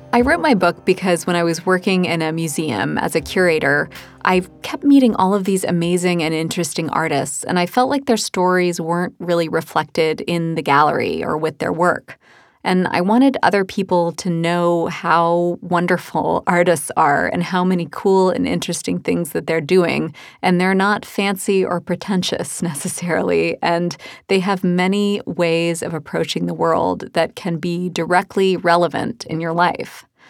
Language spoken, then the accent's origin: English; Birmingham, Alabama, United States; When I was a kid growing up in Birmingham, Alabama